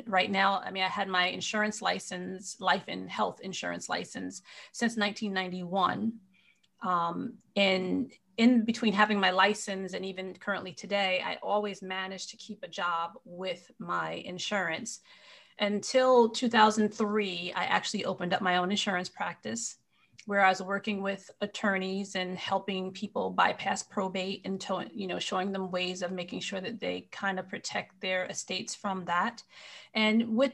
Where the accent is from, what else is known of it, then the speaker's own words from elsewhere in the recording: Marlborough, New York, United States; I'm actually from upstate New York. And I was, you know, grew up in a small town called Marlborough, New York